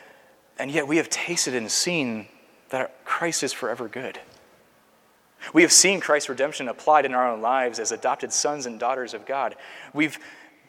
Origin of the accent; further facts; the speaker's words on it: Seattle, Washington, United States; now in Culpeper, United States; my hometown has seen an increase of, I think, 20 PCA churches just in the last 10 years in Seattle, Washington